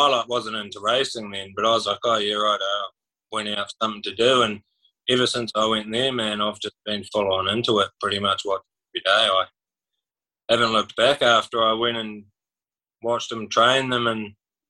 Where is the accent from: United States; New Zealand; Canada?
New Zealand; now in Mackay, Australia; Mackay, North Queensland, but I moved over from New Zealand like about 8 years ago with pretty much my whole family moved over.